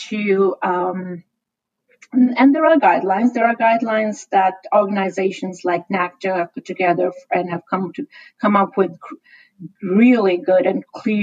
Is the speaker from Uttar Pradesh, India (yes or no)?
no; Shimla, Himachal Pradesh, India; now in San Francisco, United States; I come from India, and the city I grew up in is Shimla, which used to be the summer capital of the British Raj